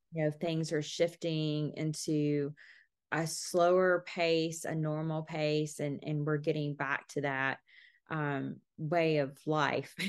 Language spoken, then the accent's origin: English; Bardstown, Kentucky, United States; I love being from Bardstown, and, you know, enjoy sharing the history of my, my hometown